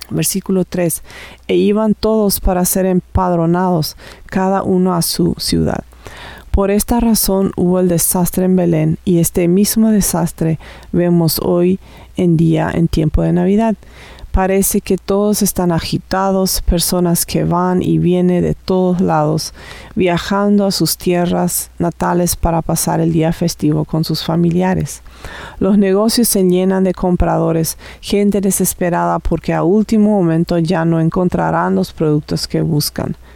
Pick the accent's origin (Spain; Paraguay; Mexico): Paraguay; now in Canada; vivo aquí en Canadá, pero originalmente soy de Paraguay.